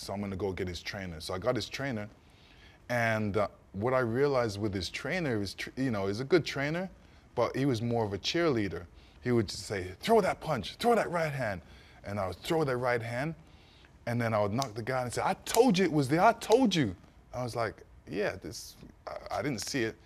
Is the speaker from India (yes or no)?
no; Canada; also born or lived in East London, England; I was born in England, raised in Canada